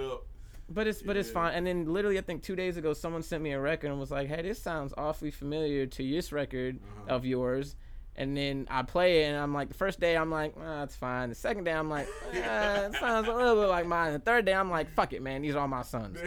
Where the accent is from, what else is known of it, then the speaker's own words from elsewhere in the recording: Jacksonville, Florida, United States; also born or lived in Bronx, New York; I was born in New York but I was raised here from since age five like right. so Duval is in my blood